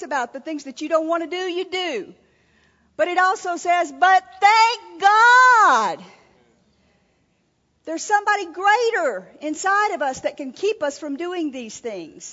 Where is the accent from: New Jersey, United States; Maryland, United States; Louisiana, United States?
Louisiana, United States; We were raised in Louisiana